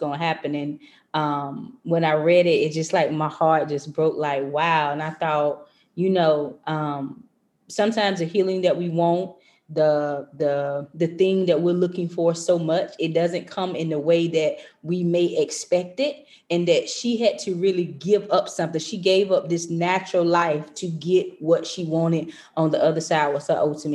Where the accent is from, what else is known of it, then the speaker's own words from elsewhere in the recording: North Carolina, United States; moved away as an adult; now in Maryland, United States; I transitioned from North Carolina, because I'm from North Carolina, to come to Maryland